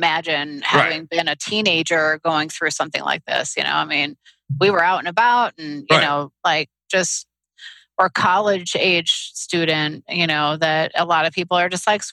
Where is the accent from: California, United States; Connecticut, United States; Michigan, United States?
Michigan, United States; Detroit; I grew up in Detroit